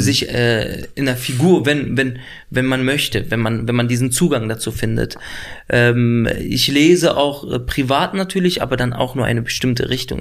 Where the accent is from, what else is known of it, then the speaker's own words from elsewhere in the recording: Berlin, Germany; also born or lived in Lebanon; ich bin da schon aufgewachsen in Nordneukölln